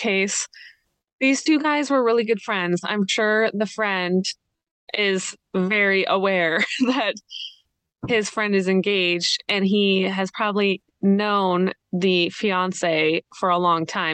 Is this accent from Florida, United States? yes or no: no; Idaho, United States; I'm from Idaho, the US.